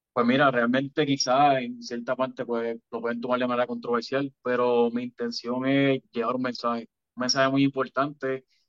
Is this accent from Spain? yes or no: no; Puerto Rico; somos otros boricuas más